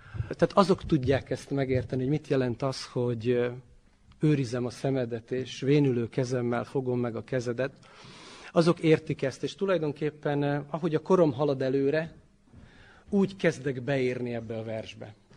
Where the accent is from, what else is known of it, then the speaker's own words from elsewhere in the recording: Subotica, Vojvodina, Serbia; also born or lived in Torda / Palić; három éves lehettem, azt hiszem, tehát 73-as születésű vagyok, és ha jól tudom, akkor 76-ban költöztek a szüleim Szabadkára